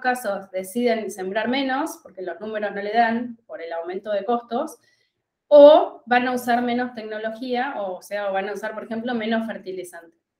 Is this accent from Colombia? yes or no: no; La Pampa, Argentina; moved away as an adult; also born or lived in Buenos Aires; Yo soy de La Pampa. Yo estudié en La Pampa y recibida me fui a Buenos Aires